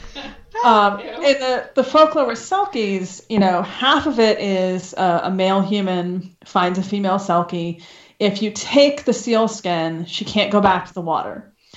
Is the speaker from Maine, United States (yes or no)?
yes; Maine, United States; I'm from Maine originally